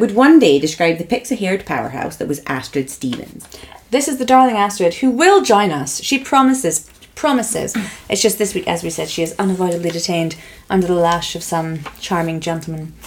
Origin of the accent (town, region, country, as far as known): Scotland, United Kingdom